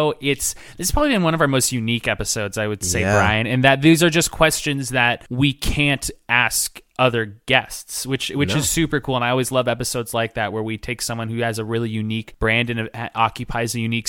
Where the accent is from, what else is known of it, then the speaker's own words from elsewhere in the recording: Oregon, United States; I'm from Oregon.